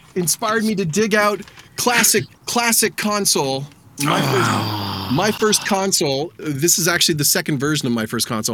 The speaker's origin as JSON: {"language": "English", "town": "Stouffville", "region": "Ontario", "country": "Canada", "tie": "born or raised there", "said": "the town I grew up in, Stouffville."}